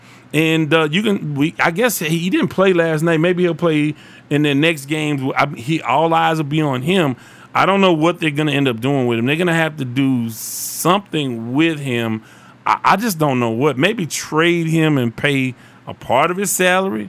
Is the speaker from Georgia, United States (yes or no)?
no; Houston, Texas, United States; I'm from South Park, Texas.